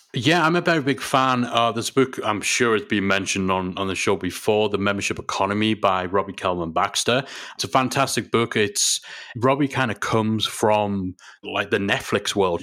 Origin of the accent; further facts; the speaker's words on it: England, United Kingdom; we're English